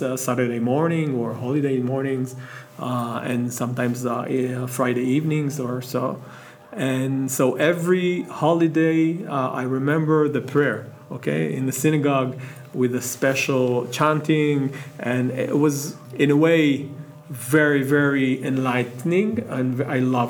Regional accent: Jerusalem, Jerusalem District, Israel; moved away as an adult; now in Modi'in, Israel; I'm from Jerusalem, okay. Originally. I came to Modi'in in 2000.

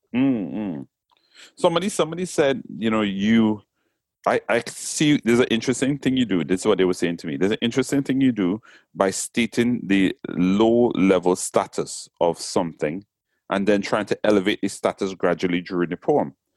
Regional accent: Trinidad & Tobago; accent: Trinidadian; moved away as an adult; now in England; even though I was born in England, went to Trinidad when I was three, and came back to England when I was 19. So I was raised in Trinidad.

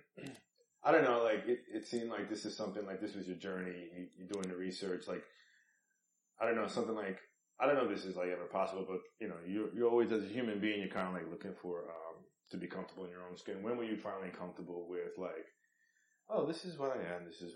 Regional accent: New York, United States; we're from New York

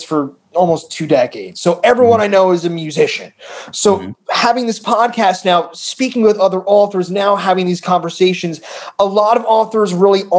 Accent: Bergen County, New Jersey, United States; I grew up in Bergen County

